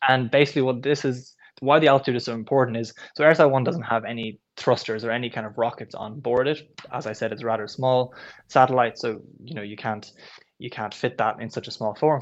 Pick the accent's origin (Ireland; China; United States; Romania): Ireland; Kellistown, Leinster; also born or lived in Kilkenny; home is actually in Kellistown in County Carlow. So I went to school in Carlow, but also in Kilkenny College in Kilkenny